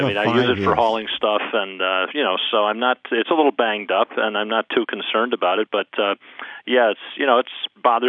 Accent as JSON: {"language": "English", "town": "Charlottesville", "region": "Virginia", "country": "United States", "said": "Charlottesville, Virginia, yeah."}